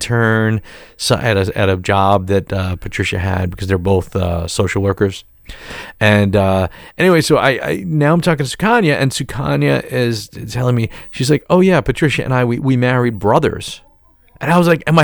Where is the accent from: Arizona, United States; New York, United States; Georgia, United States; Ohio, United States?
New York, United States; New York City; I'm from Staten Island